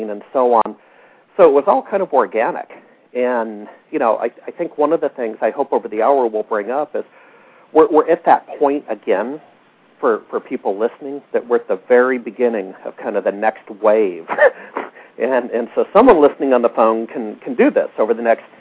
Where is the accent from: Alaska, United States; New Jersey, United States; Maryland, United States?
Alaska, United States; moved away as an adult; now in Seattle, United States; I grew up in Alaska